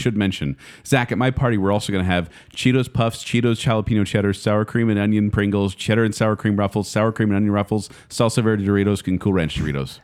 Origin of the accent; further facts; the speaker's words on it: United States; I'm an American